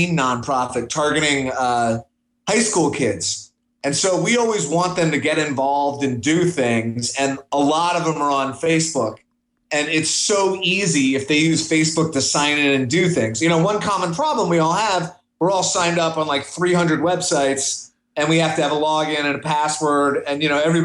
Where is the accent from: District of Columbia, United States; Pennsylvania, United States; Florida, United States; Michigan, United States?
District of Columbia, United States; Washington; moved away; I'm from Washington, D.C. originally